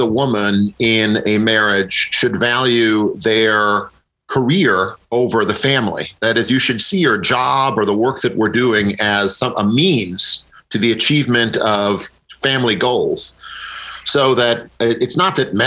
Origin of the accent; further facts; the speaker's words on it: Midwest, United States; I'm a Midwesterner myself